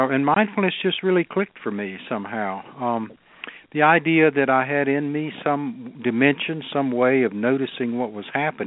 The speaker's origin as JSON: {"language": "English", "region": "North Carolina", "country": "United States", "tie": "born or raised there", "also_born_or_lived": "Southern California", "said": "I was born and raised here in North Carolina"}